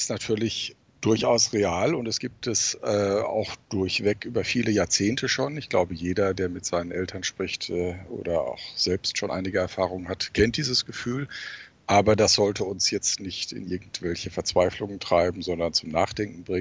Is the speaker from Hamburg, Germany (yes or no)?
no; North Rhine-Westphalia, Germany; Nein, meine Heimat ist das äh, wunderschöne Hochsauerland.